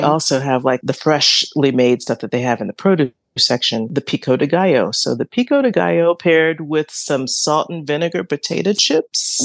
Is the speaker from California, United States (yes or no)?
no; Georgia, United States; I'm from Georgia